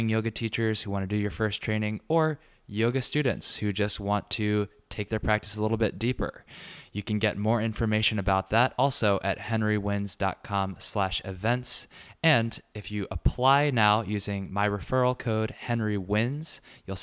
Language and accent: English; Richmond, Virginia, United States; now in New York, United States; I'm also headed down to Virginia, to my hometown of Richmond, with my wife, Veronica Lombo